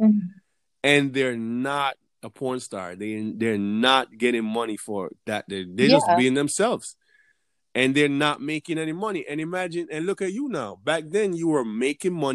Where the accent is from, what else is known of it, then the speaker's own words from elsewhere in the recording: Jamaica; moved away as an adult; now in United States; I'm from Jamaica